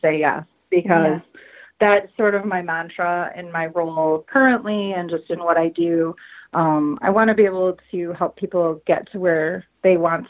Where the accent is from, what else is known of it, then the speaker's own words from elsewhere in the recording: Lansing, Michigan, United States; I have had the opportunity to work for tiny little organizations right here in my hometown